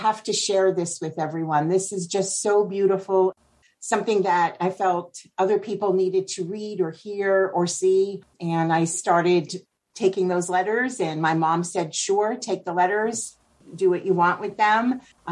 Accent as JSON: {"language": "English", "town": "Spring Valley", "region": "New York", "country": "United States", "tie": "born or raised there", "moved": "yes", "lives_now": "Oregon City, United States", "said": "I grew up in New York, actually about 30 miles outside of what I call the city of Manhattan. A little bit upstate. It's on the Jersey border, on the other side of the Hudson River, in a little town called Spring Valley, New York"}